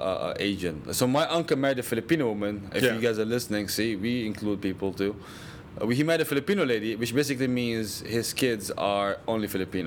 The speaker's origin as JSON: {"language": "English", "country": "Syria", "moved": "yes", "lives_now": "United States"}